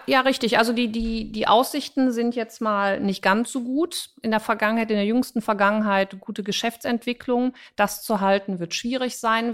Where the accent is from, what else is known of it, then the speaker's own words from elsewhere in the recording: Cologne, North Rhine-Westphalia, Germany; ich bin Kölnerin